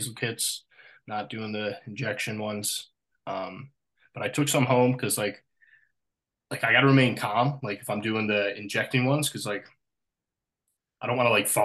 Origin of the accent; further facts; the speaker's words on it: Newfoundland and Labrador, Canada; accent: Newfoundland; moved away; my hometown with CBC Newfoundland